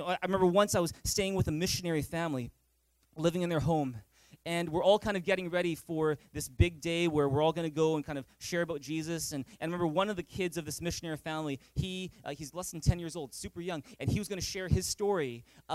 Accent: Vancouver, British Columbia, Canada; growing up in Vancouver

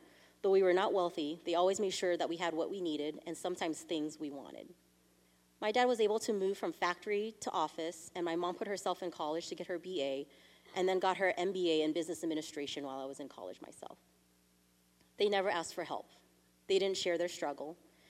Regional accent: San Jose, California, United States; first language Vietnamese; English is a second language; if you're wondering, where are you from? The answer is San Jose, California.

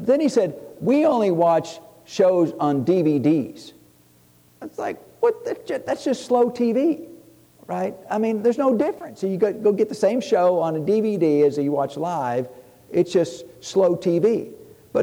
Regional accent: Tennessee, United States; I'm from Tennessee.

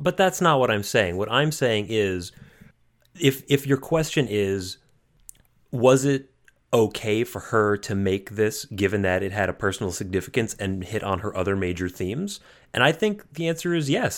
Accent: United States; as an American

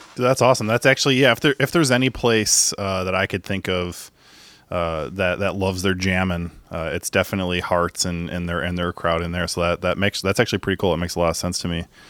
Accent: Chicago, Illinois, United States; I grew up in Beverly

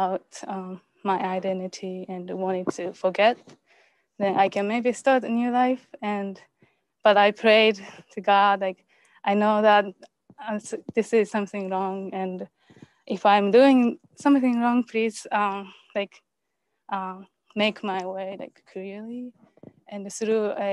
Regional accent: Japan; I'm from Japan.

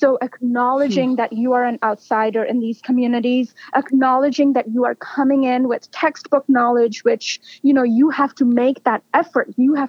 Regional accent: India; I was drawing on what I had observed and learned from growing up in India.

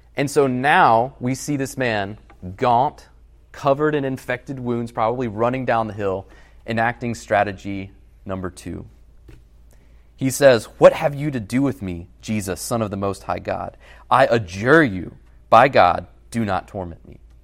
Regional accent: Alabama, United States; moved away as an adult; also born or lived in Massachusetts; I'm from Alabama

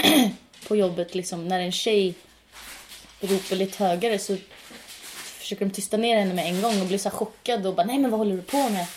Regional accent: Norway; Swedish is a second language; now in Sweden; Jag är norsk

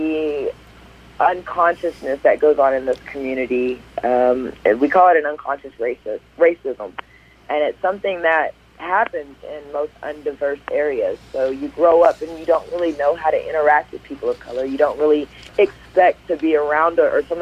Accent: Wichita Falls, Texas, United States; moved away as an adult; now in Bend, United States; I moved here from Texas, Wichita Falls to be correct, where I was born and raised

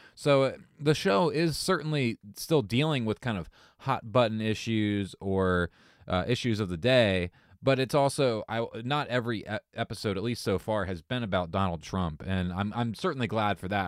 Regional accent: Southern Ohio, United States; I grew up in Ohio, you know, lower, uh, lower Southern Ohio

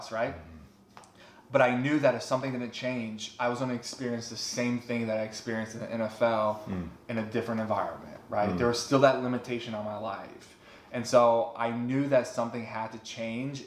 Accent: Texas Panhandle, United States; I grew up in the Bible Belt of Texas Panhandle

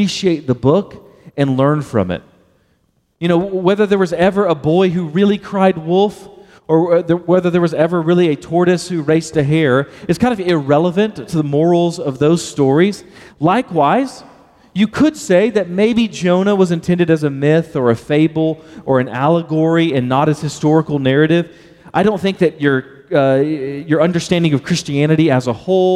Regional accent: Baytown, Texas, United States; I'm from Baytown, Texas, and I pronounce the word well and whale the exact same

